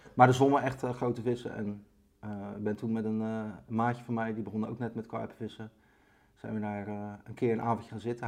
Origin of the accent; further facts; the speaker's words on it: Barendrecht, South Holland, Netherlands; accent: Rotterdam; ik ben opgegroeid in Baarnrecht, onder de rook van Rotterdam. Ja voel me ook altijd wel een beetje een Rotterdammer. Dat kunnen jullie ook aan mijn stem horen waarschijnlijk